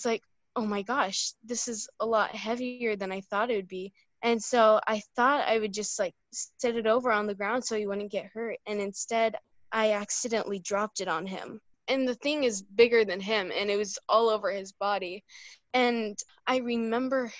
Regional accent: Illinois, United States; I'm from Illinois.

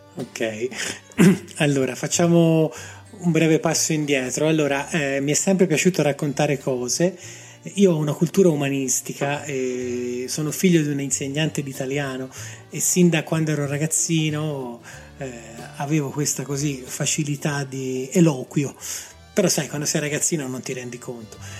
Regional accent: Grosseto, Tuscany, Italy; moved away as an adult; now in Rome, Italy; Io sono nato a Roma, ma praticamente da ragazzino per motivi chiaramente legati al lavoro dei miei genitori, mi sono trasferito a Grosseto. Quindi io ho vissuto 30 anni a Grosseto, tutta la mia adolescenza, la mia gioventù, gli anni quelli che ti formano, li ho vissuti lì

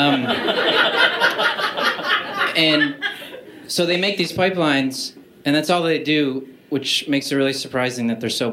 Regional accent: Canada; I'm from Canada

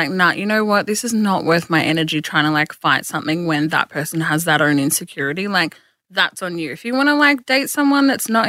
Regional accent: Geelong, Victoria, Australia; from Geelong who does

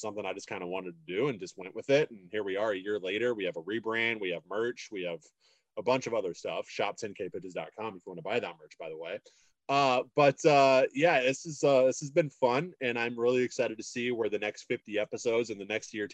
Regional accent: Illinois, United States; also born or lived in Minnesota; now in Duluth, United States; I'm from Illinois

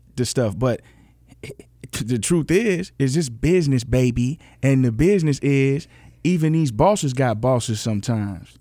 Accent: Memphis, Tennessee, United States; moved away; also born or lived in Los Angeles / Michigan / Atlanta; I grew up in Memphis. I moved to L

